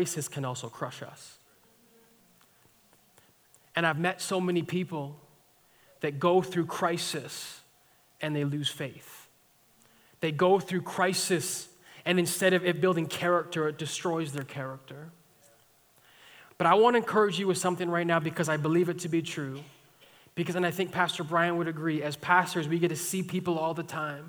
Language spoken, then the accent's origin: English; Alberta, Canada; I'm from Alberta